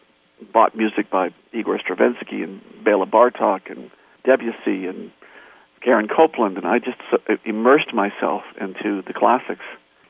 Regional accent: Torrance, California, United States; I grew up in Torrance, and the city next door to Torrance is Hawthorne

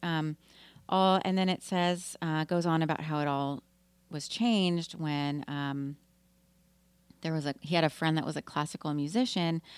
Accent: Austin, Texas, United States; Austin's my hometown

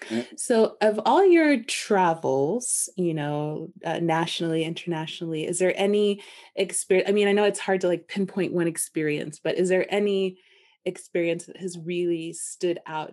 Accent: United States; Yes, that is definitely a privilege of being American. I've seen that shift like instantaneously because I'm Black, obviously.

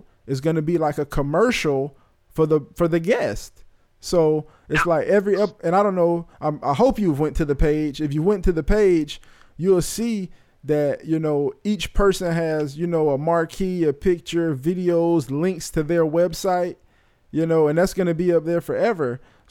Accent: Bradenton, Florida, United States; growing up in Bradenton

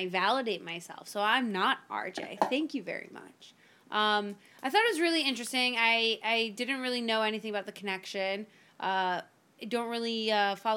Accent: Miami, Florida, United States; I grew up in Miami

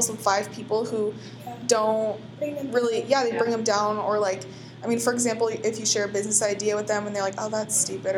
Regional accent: Portland, United States; moved away as an adult; also born or lived in California; we're all from Portland

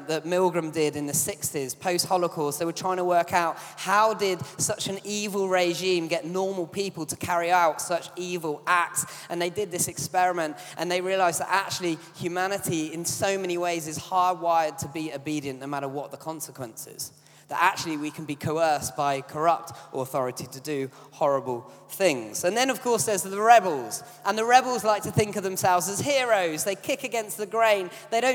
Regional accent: United Kingdom; as British people, we're quite an obedient bunch

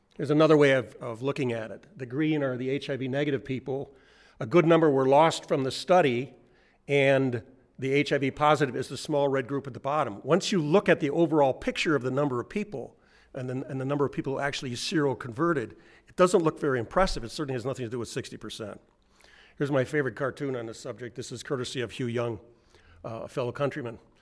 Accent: New Zealand; I'm from New Zealand.

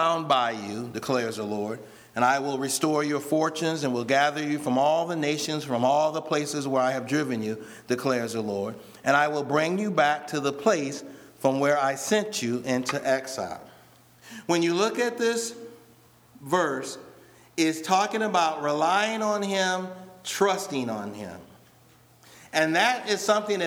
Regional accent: Rockford, Illinois, United States; when I was younger and I'm growing up in Rockford

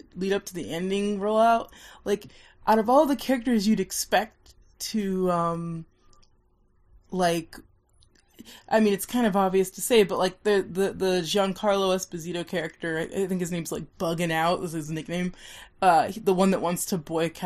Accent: Nebraska, United States; I'm from Nebraska

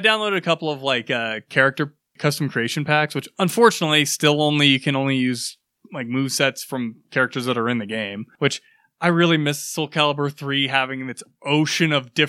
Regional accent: United States; I'm American

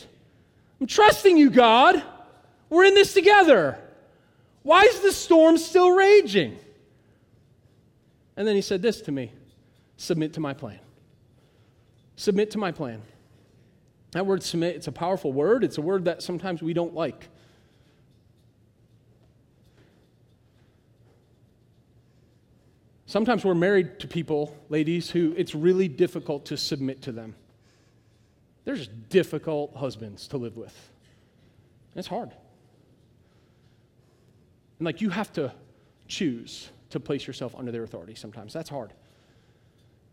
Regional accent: United States; I'm an American

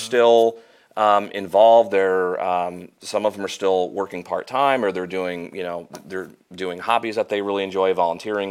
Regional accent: Normal, Illinois, United States; moved away as an adult; now in Peoria, United States; I grew up in Normal

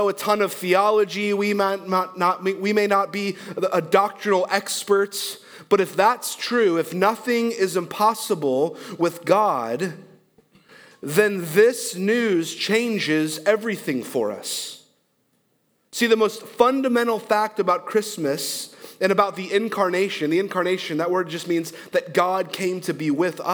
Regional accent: Michigan, United States; now in Texas, United States; I'm from Michigan

